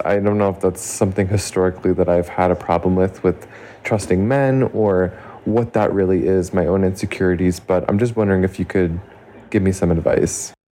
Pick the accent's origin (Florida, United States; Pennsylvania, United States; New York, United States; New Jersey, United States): New York, United States; My boyfriend and I live in an apartment in New York, and we're both from New York.